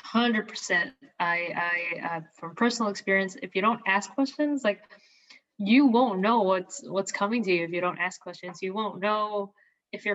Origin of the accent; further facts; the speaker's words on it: Philippines; moved away as an adult; also born or lived in Indianapolis, Indiana, United States; now in United States; I'm not from here. I was not born here. I was born and raised in the Philippines.